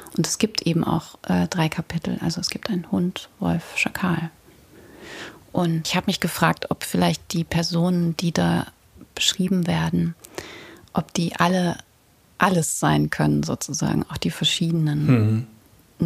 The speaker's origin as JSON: {"language": "German", "area": "Ruhr area", "region": "North Rhine-Westphalia", "country": "Germany", "said": "Kommen wir doch beide aus dem Pott"}